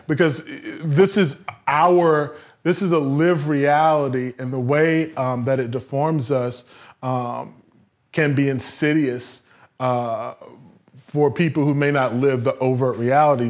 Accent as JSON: {"language": "English", "region": "the South", "country": "United States", "tie": "born or raised there", "said": "Growing up in the South"}